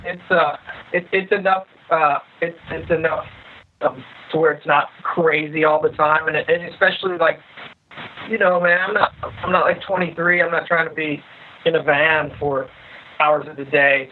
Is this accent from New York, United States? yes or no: no; St. Louis, Missouri, United States; now in Austin, United States; growing up in St. Louis